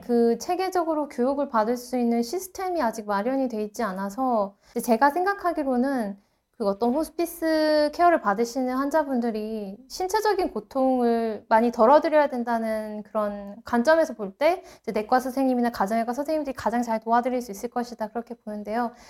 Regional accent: South Korea; moved away as an adult; also born or lived in Santa Cruz County, California, United States; now in Santa Cruz, United States

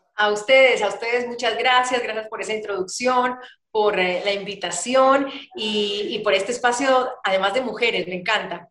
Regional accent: Guayaquil, Guayas, Ecuador; moved away as an adult; now in Colombia; cuando vuelvo a mi casa, a mi ciudad, Guayaquil

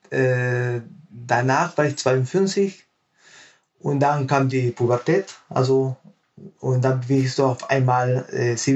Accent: Peru; now in Germany; Also ich bin gebürtiger Peruaner. Ja. Und ich habe in Peru mit Gewichtheben so angefangen.

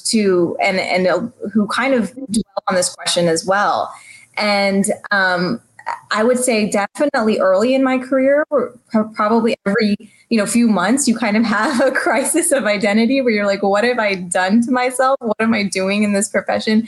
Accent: San Antonio, Texas, United States; I grew up in San Antonio, Texas, which is a majority minority community.

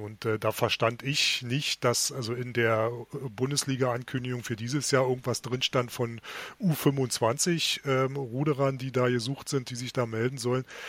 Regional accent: Berlin, Germany; sind wir Berliner

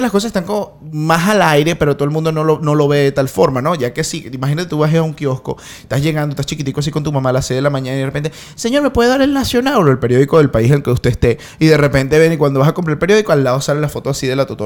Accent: Venezuela; Nada, nosotros somos venezolanos y vamos a cerrar con venezolanos.

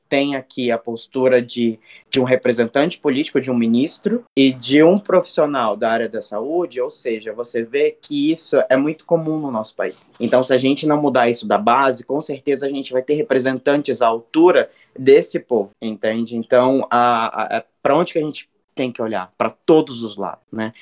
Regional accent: Cuiabá, Mato Grosso, Brazil; nós somos de Cuiabá, somos criados na educação salesiana

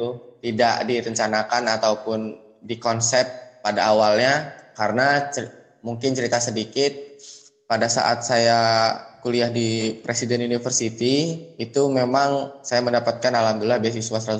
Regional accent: Lampung, Indonesia; now in Bekasi, Indonesia; saya merantau di Bekasi karena saya memang asli Lampung. Jadi lahir dan dibesarkan di Lampung, SD, SMP, SMA. SD, SMP, SMA itu saya di Lampung

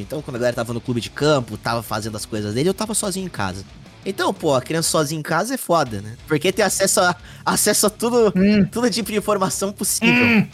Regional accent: Mogi das Cruzes, São Paulo, Brazil; moved away as an adult; now in São Paulo, Brazil; eu nasci em Mogi das Cruzes, São Paulo grande São Paulo. Uh, mudei para São Paulo, capital, em 2014.

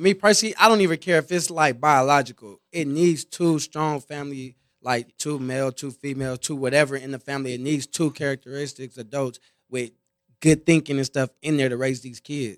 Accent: Compton, California, United States; from a smaller hood in Compton and stuff, so it's like a lot of, everybody from there, damn near family are connected family.

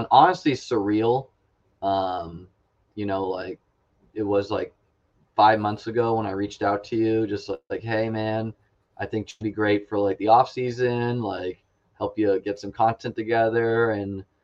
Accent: Denver, Colorado, United States; I grew up in Denver

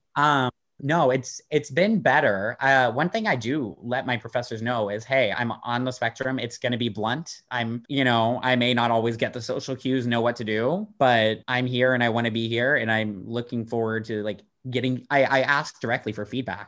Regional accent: Dallas, Texas, United States; moved away as an adult; also born or lived in Austin, Texas; now in Amsterdam, Netherlands; I grew up in Texas

